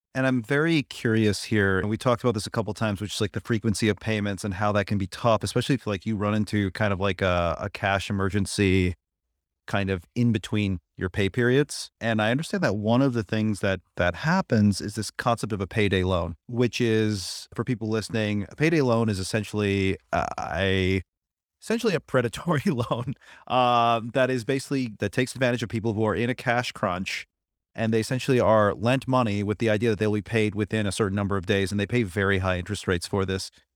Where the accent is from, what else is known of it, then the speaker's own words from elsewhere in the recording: Buffalo, New York, United States; moved away; also born or lived in Pittsburgh; My hometown's in Buffalo